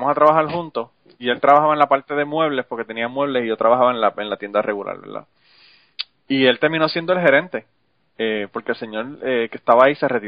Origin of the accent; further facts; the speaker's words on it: Utuado, Puerto Rico; also born or lived in San Juan, Puerto Rico; Yo soy de Utuada, pero yo viví en San Juan, estaba estudiando como 10, 12 años.